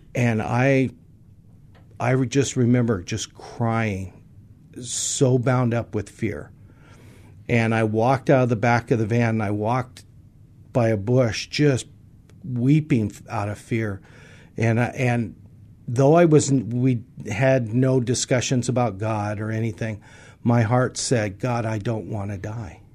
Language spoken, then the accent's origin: English; San Francisco, California, United States; I was born in San Francisco, California. First night of my years was in California